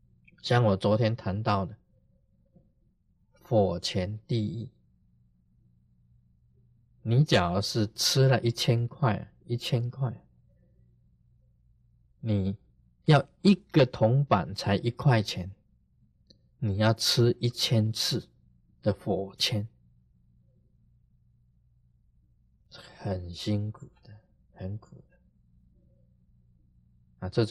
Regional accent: China; 我们中国人常常讲。啊，孝心呢，感动天地。

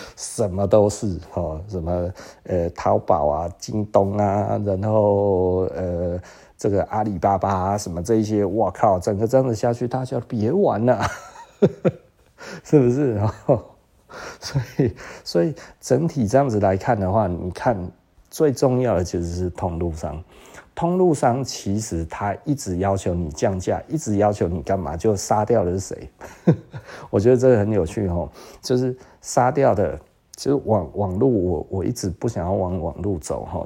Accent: Taiwan; 我是台湾人

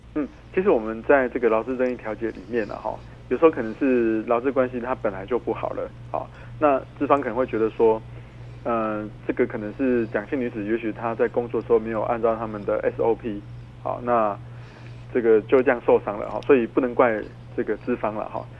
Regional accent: Tainan, Taiwan; 之前我们台南有一个判决哈

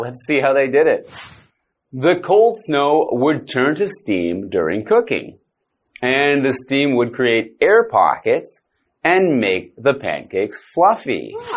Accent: Canada; I am from Canada

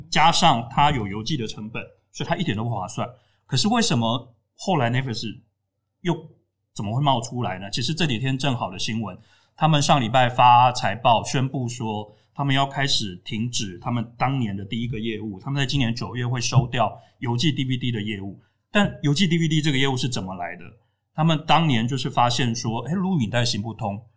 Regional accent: Tainan, Taiwan; 我在台南长大，十几岁的时候，家里附近开始出现那种录影带店

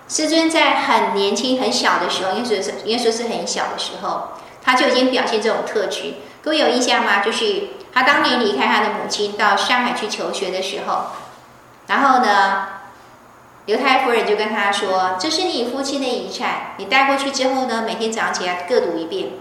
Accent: Taiwan; also born or lived in Beijing; 其实我在台湾常被归类为外省人，人家常以为我是外省人，虽然我不是

